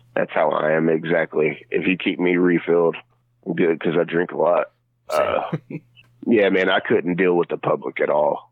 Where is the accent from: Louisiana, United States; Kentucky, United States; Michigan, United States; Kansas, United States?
Kentucky, United States; now in Tennessee, United States; I'm from Pistol City, Kentucky, even though I am a Tennessee boy. I was a original Kentucky boy.